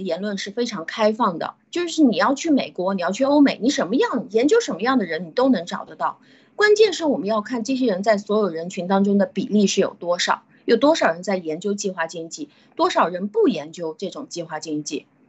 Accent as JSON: {"language": "Chinese", "country": "China", "said": "我们中国人"}